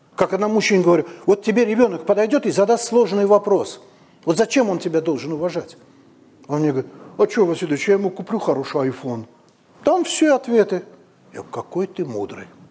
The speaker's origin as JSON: {"language": "Russian", "town": "Baku", "country": "Azerbaijan", "moved": "as an adult", "lives_now": "Moscow, Russia", "said": "Это у нас на даче, вот, в пригороде Бакута"}